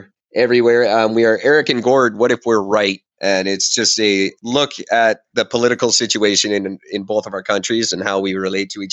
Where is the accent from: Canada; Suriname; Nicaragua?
Canada